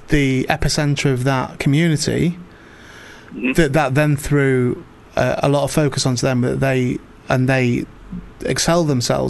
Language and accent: English; St Helens, North West England, United Kingdom; so I support Saints